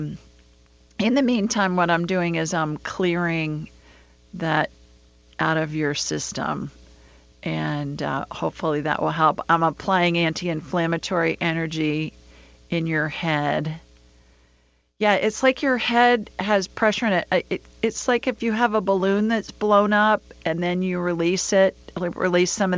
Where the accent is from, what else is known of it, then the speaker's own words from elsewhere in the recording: Alabama, United States; also born or lived in Sioux Falls, South Dakota / Los Angeles; She's an Alabama girl like me.